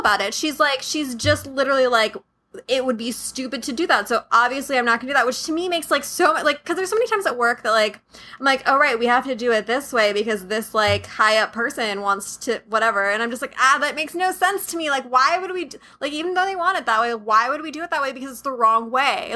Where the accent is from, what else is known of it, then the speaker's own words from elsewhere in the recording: San Diego, California, United States; I grew up in San Diego, um, in the suburbs of San Diego